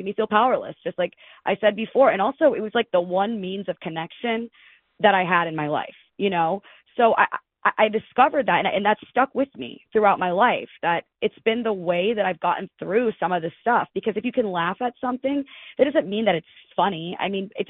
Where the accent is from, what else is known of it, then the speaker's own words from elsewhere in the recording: Detroit, Michigan, United States; moved away; also born or lived in Hillsdale, Michigan; I'm from the Detroit area